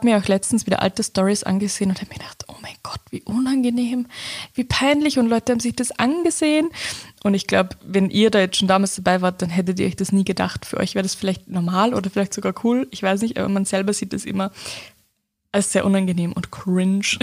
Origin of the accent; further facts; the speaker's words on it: Upper Austria, Austria; ich komme ja aus Oberösterreich, da ist der Dialekt auch nochmal anderer als jetzt, wie ich jetzt rede.